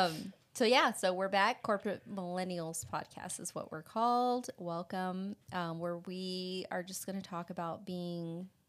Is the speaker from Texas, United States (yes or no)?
yes; Texas, United States; For those of you that don't know or haven't figured it out by our accents, we're from Texas. We're from a small town in Texas, right deep in the heart.